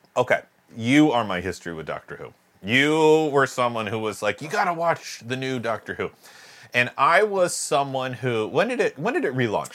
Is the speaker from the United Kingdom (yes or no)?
yes; United Kingdom; I'm British